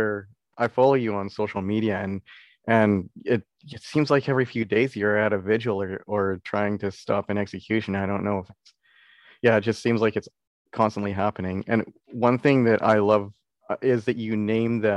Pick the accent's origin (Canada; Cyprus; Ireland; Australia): Canada; I'm Canadian